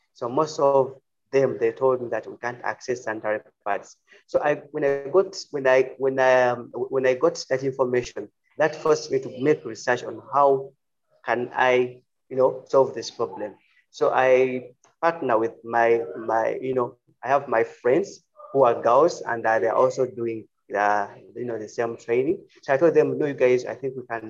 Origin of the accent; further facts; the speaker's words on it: Uganda; I'm from Uganda. We are in East Africa.